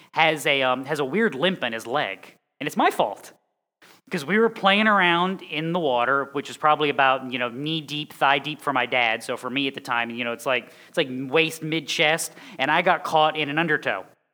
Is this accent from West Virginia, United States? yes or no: no; Connecticut, United States; moved away; I'm from Connecticut.